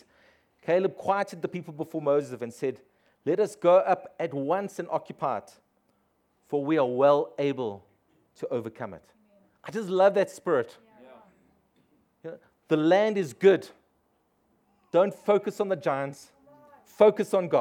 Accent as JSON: {"language": "English", "area": "East Rand", "region": "Gauteng", "country": "South Africa", "tie": "born or raised there", "said": "I grew up on the East Rand"}